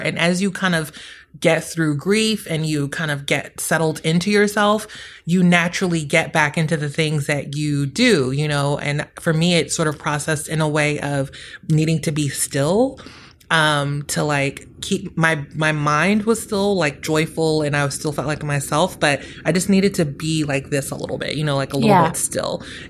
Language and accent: English; New York, United States; I'm a New Yorker. We walk around.